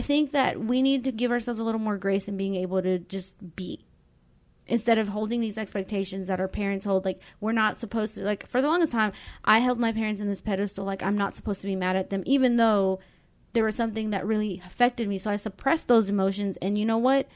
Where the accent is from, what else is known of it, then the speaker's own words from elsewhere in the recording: Mexico; now in United States; we grew up in Mexico